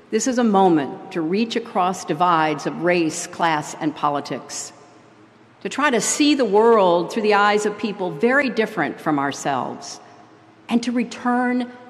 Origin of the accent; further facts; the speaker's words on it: United States; I say this not as a Democrat who lost an election, but as an American afraid of losing a country.